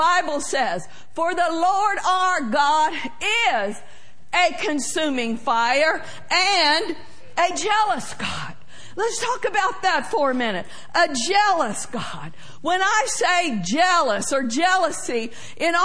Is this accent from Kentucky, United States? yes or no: no; Oklahoma, United States; I like to say far, far, far, because that's how I grew up saying it in Oklahoma